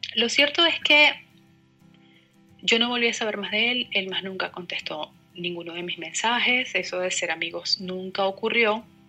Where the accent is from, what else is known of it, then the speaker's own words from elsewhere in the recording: Venezuela; moved away as an adult; also born or lived in La Plata; now in Buenos Aires, Argentina; soy venezolana, tengo cerca de 10 meses viviendo en Buenos Aires